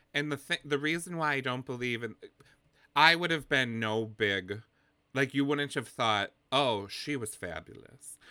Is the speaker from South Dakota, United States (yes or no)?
no; Wisconsin, United States; where I'm from. I'm from Wisconsin in the Midwest